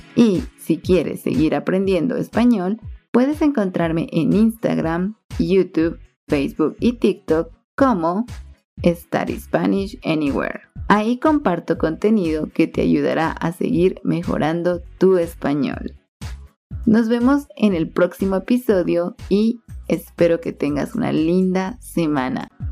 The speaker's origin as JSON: {"language": "Spanish", "country": "Guatemala", "said": "los guatemaltecos"}